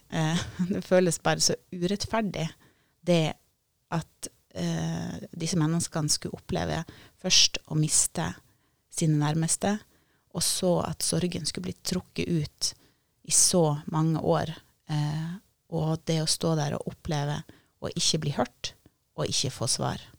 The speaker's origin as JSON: {"language": "Norwegian", "town": "Sørreisa", "region": "Troms", "country": "Norway", "tie": "born or raised there", "said": "Jeg har jo vokst opp deler av eh, barndommen i Sørreisa, eh, ungdommen."}